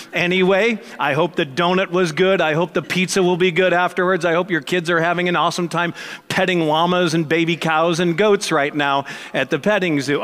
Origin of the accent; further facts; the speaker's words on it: Missouri, United States; I was born and raised in Missouri